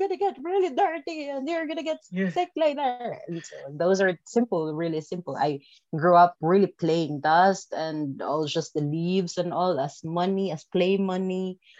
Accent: Philippines; English is a second language; My childhood, fondest memory of my childhood, because we are from a village. I remember that our streets are not paved and not cement. It's just like, it's dirt road.

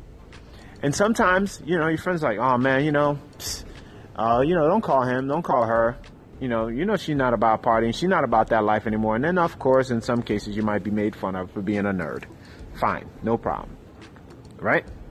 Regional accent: New York City, New York, United States; I grew up in Harlem, New York City

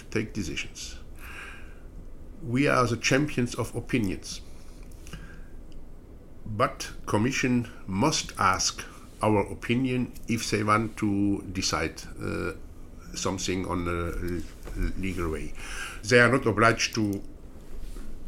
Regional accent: Belgium; I am coming from Belgium

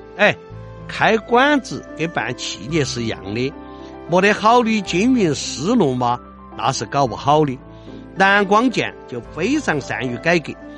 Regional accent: Chengdu, Sichuan, China; 我们成都人说的那种鬼精灵

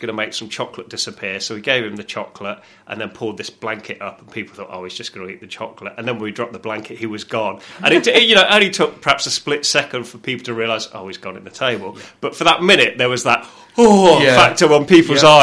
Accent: near Oxford, South East England, United Kingdom; moved away as an adult; also born or lived in York; now in New Zealand; I grew up near Oxford

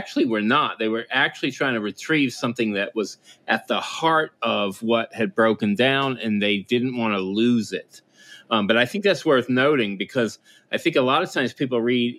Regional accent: the South, United States; now in Connecticut, United States; I grew up in the South, so there is familiarity with this kind of temperature.

